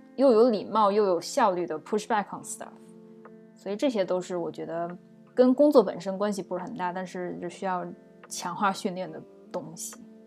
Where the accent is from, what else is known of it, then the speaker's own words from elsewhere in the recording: China; now in United States; 作为中国人，就是在美国职场混迹